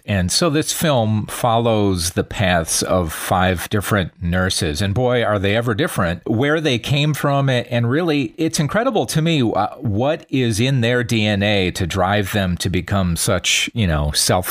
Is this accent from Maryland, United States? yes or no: no; Wisconsin, United States; I'm from Wisconsin and I'm familiar with that area.